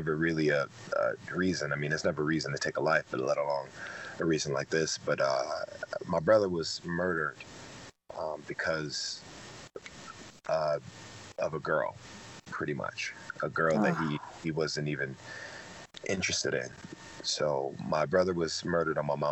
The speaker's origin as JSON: {"language": "English", "town": "Detroit", "region": "Michigan", "country": "United States", "tie": "born or raised there", "said": "I was raised in Detroit"}